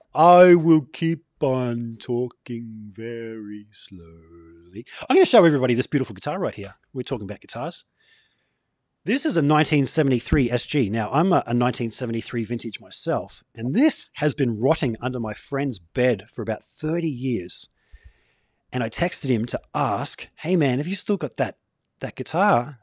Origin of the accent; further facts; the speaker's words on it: Gold Coast, Queensland, Australia; I'm from the Gold Coast. Um, yeah. surf life saving was a, a big part of growing up here